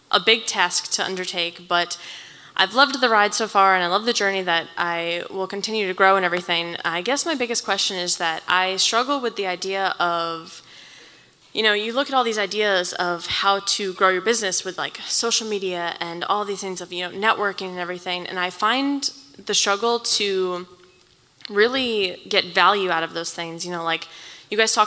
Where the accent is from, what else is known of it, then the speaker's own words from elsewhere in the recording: North Carolina, United States; I am from North Carolina